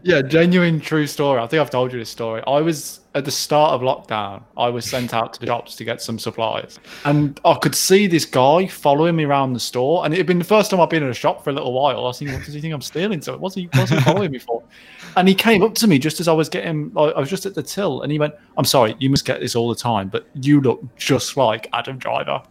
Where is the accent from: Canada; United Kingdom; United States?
United Kingdom